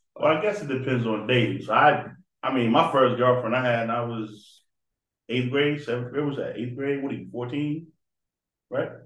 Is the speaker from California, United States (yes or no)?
no; Boston, Massachusetts, United States; moved away; I'm from Boston.